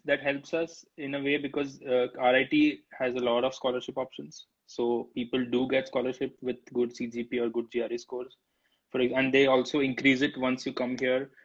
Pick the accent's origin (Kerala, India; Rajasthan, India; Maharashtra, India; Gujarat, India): Gujarat, India; Ahmedabad; moved away as an adult; now in United States; I'm from Gujarat, man. I'm from Ahmedabad, Gujarat